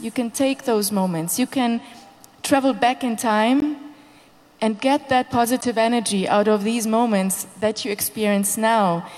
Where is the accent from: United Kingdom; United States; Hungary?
Hungary; moved away; also born or lived in Berlin, Germany; I'm um, Hungarian born, and um, I'm the um, festival director of uh, Lollapalooza Berlin